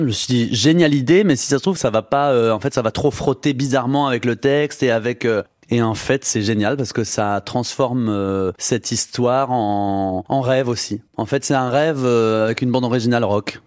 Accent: Saône-et-Loire, Bourgogne-Franche-Comté, France; en Saône-et-Loire, là où j'ai grandi

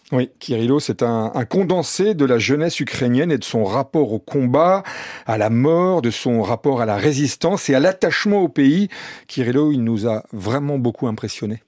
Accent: France; on est français

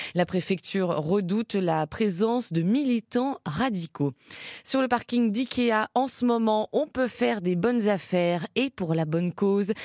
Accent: Côte-d'Or, Bourgogne-Franche-Comté, France; chez nous en Côte d'Or

